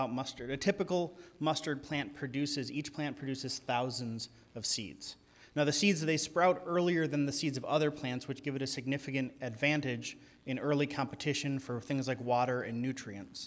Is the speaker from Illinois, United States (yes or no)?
yes; outside Chicago, Illinois, United States; now in California, United States; I grew up outside Chicago